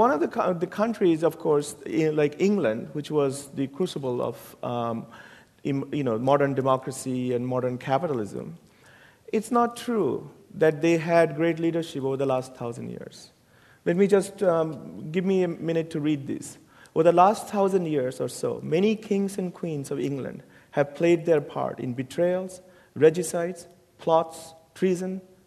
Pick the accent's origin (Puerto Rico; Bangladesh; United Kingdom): Bangladesh; moved away as an adult; now in United States; I came to America 32 years ago to go to college from Bangladesh